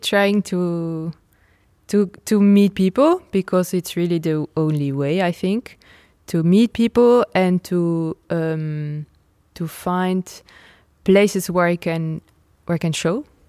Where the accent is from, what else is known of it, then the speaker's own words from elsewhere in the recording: Nijmegen, Gelderland, Netherlands; moved away as an adult; also born or lived in Rotterdam / France; I'm from Holland, and I'm born in Nijmegen